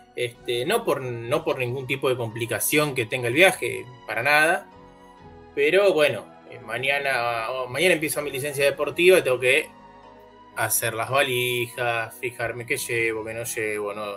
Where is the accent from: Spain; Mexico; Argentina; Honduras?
Argentina; soy bastante argentino